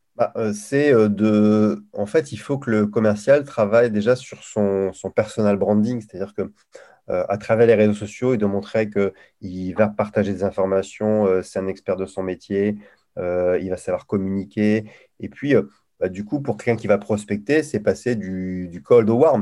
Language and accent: French; Lille, Hauts-de-France, France; accent: Ch'ti; je suis originaire de Lille où je parle ch'ti couramment